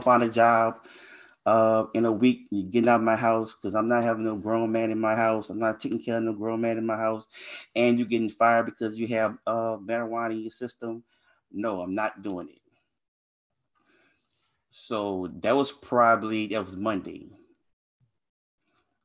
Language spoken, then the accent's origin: English; Louisiana, United States; I was raised in Louisiana, so I grew up in a pretty bad neighborhood